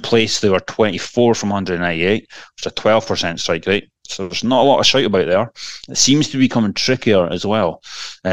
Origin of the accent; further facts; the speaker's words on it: Elgin, Scotland, United Kingdom; moved away; Elgin City to win at a canter. What a shocker. Unbelievable. My hometown